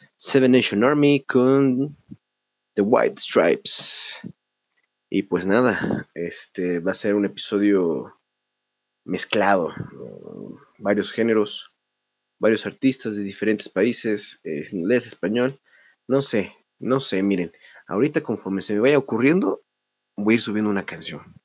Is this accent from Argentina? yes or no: no; Mexico; como mexicano